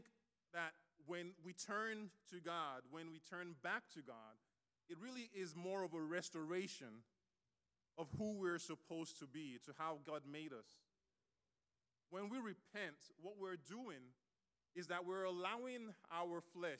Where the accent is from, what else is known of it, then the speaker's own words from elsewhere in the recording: Nigeria; moved away; I grew up in Nigeria, so we got all kinds of punishment